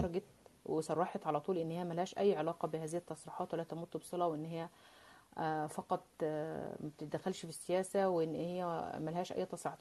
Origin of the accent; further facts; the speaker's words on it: Mansoura, Dakahlia, Egypt; now in France; أنا من ريف المصري يعني، أنا من المنصورة